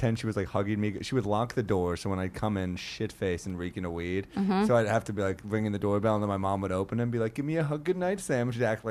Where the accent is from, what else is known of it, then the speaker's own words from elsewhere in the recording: Geneva, Switzerland; I'm from Geneva.